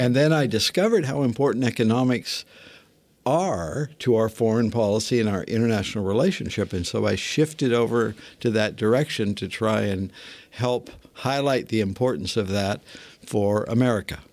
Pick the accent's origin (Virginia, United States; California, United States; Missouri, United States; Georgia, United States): California, United States; Northern; I grew up in Northern California in a, a modest town, modest neighborhood